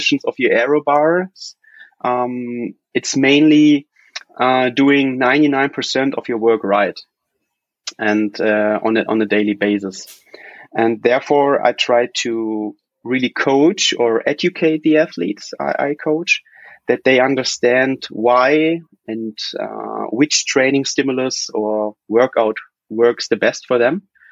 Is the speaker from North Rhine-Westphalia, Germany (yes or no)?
yes; Cologne, North Rhine-Westphalia, Germany; I'm from Cologne, which is like in the Middle West, if you want, there in Germany.